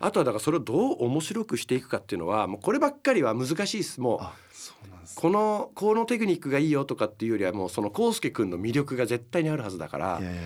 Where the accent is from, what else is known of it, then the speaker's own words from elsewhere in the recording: Higashimurayama, Tokyo, Japan; うちの地元の近くなんですよ僕東京の東村山 っていうとこなんですけど